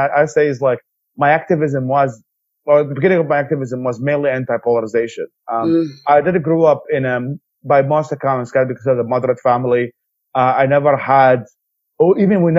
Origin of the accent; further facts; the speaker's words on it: Baghdad, Baghdad Governorate, Iraq; moved away; also born or lived in Babylon, Iraq; I am from Baghdad. Even though I wasn't born there, I was born in south of Baghdad in Babylon